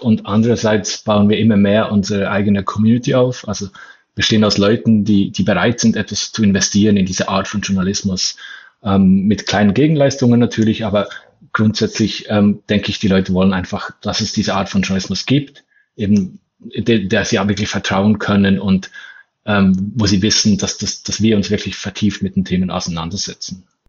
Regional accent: Bern, Switzerland

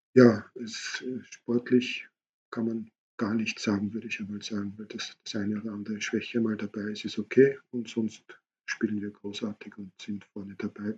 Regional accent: Austria; bei uns in Österreich

